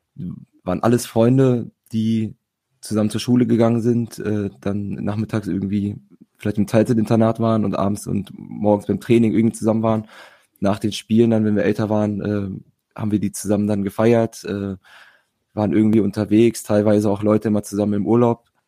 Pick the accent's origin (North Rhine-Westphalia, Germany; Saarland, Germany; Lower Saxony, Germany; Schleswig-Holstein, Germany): Lower Saxony, Germany; Hanover; komme gebürtig aus Hannover, spiele wie gesagt hier in Hannover